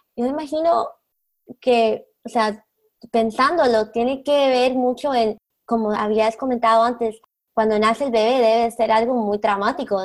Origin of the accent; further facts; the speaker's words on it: Colombia; now in South Florida, United States; yo soy de Colombia